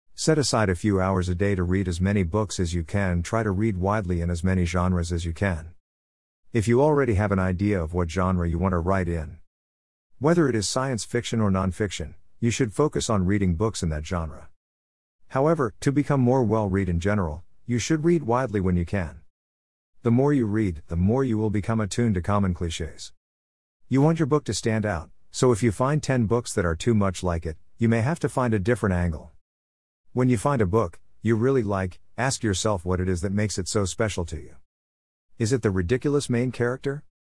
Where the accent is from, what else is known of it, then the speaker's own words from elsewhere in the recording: Melbourne, Victoria, Australia; also born or lived in Smithfield, South Australia; I was born in Melbourne, Australia 1954.